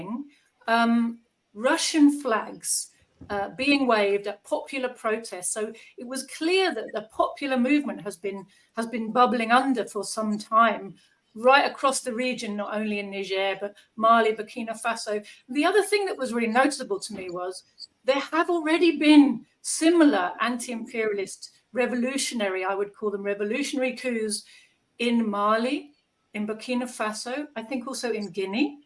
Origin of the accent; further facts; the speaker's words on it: United Kingdom; as a British person